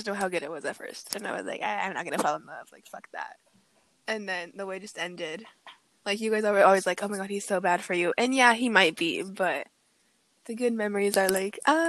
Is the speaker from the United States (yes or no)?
yes; Sacramento, California, United States; also 18, also from Sacramento